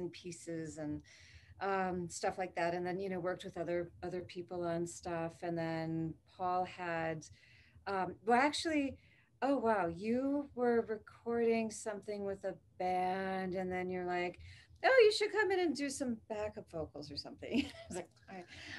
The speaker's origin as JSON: {"language": "English", "town": "Waukesha", "region": "Wisconsin", "country": "United States", "tie": "born or raised there", "also_born_or_lived": "Milwaukee", "said": "At Waukesha. And then I've lived in Milwaukee now forever"}